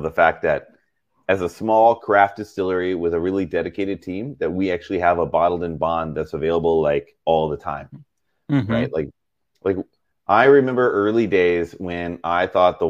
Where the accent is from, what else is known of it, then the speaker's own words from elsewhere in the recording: Texas, United States; now in Seattle, United States; we ate a lot of hot dishes growing up in Texas